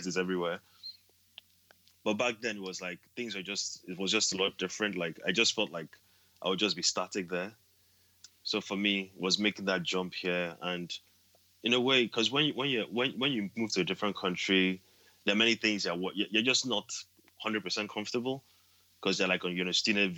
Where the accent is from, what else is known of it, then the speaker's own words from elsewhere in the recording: Nigeria; moved away as an adult; also born or lived in Edinburgh, United Kingdom; now in United Kingdom; being a Nigerian, you know, being kind of an immigrant as well